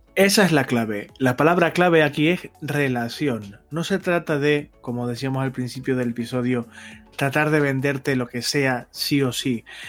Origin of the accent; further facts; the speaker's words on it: Canary Islands, Spain; soy canario